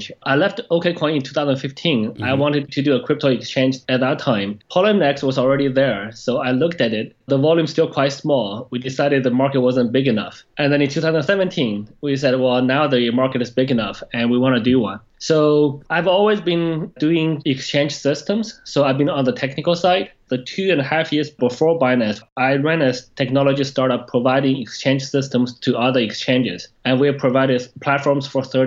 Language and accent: English; Canada; moved away as an adult; also born or lived in China / Tokyo, Japan / New York, United States / Shanghai, China; So I was born in China, but I grew up in Canada. I spent my teenager years in Canada